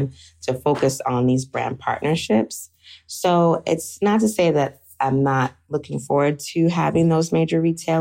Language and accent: English; United States; I grew up in America, my mom and dad also